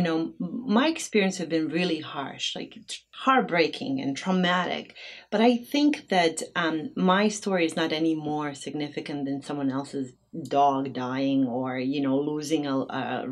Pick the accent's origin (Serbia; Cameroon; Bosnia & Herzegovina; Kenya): Bosnia & Herzegovina; now in Twin Cities, United States; growing up in Bosnia without having any money whatsoever.